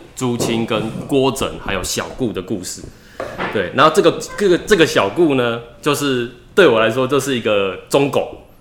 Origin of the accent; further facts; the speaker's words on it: Tamsui, New Taipei, Taiwan; 我是一个淡水人，然后我是一个编剧，从事创作大概已经有十年了